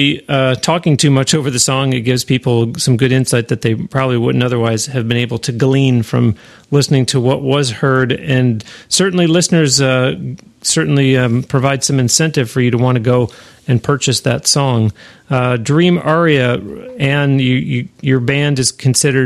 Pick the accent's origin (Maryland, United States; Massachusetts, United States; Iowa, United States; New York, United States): New York, United States; Western; I'm originally from Western New York